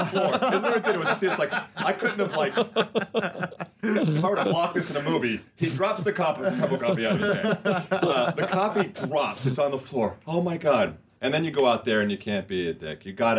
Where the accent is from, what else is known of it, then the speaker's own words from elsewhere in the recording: Huntington Beach, California, United States; In Huntington Beach.